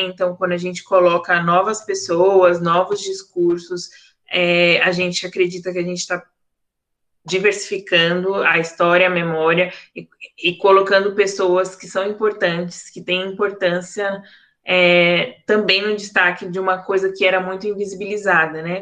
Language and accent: Portuguese; São Paulo, Brazil; Eu sou de Arthur Alvina, Zona Leste de São Paulo